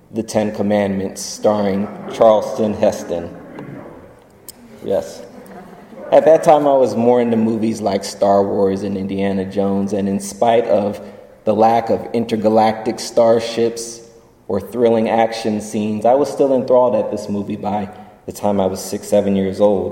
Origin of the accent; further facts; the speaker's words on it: Germany; moved away; As a child growing up in Germany